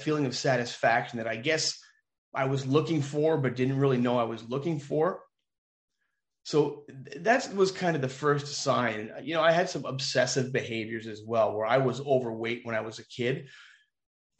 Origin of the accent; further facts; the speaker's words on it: just north of Toronto, Ontario, Canada; Well, I grew up just north of Toronto. So I'm from Ontario. I'm a Canadian, full disclosure.